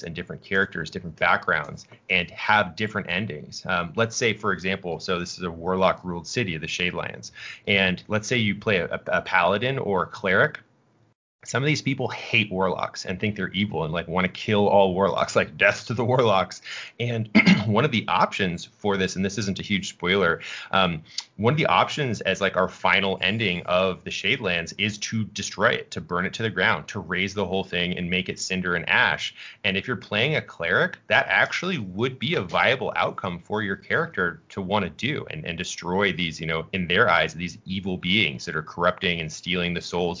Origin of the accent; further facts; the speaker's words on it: Boston, Massachusetts, United States; I'm from New England, Boston, New England area.